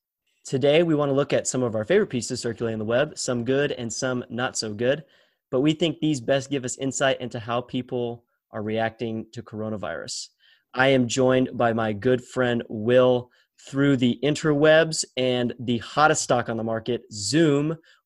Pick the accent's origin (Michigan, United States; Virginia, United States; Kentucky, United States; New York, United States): Virginia, United States; my home state of Virginia.